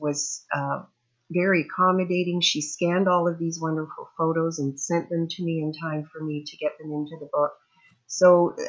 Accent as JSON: {"language": "English", "region": "Southern Ontario", "country": "Canada", "tie": "born or raised there", "also_born_or_lived": "Huntsville, Ontario", "moved": "as an adult", "lives_now": "British Columbia, Canada", "said": "I grew up in Southern Ontario, and before I came back out here, I was living in Huntsville and worked in Algonquin Park."}